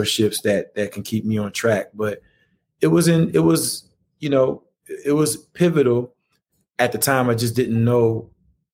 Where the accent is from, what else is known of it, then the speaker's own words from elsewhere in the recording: Atlanta, Georgia, United States; Atlanta for me, growing up on the West Side, like you mentioned, going to Therrell High School, grew up right there between Campbellton Road and DeLow